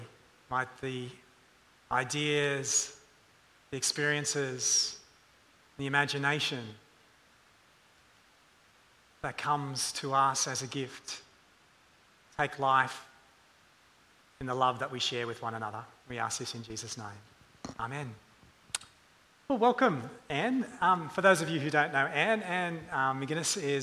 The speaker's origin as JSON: {"language": "English", "area": "suburban Sydney, then Hunter Valley / Newcastle region", "region": "New South Wales", "country": "Australia", "tie": "born or raised there", "said": "growing up in suburban Sydney and then in the Hunter Valley of Newcastle region"}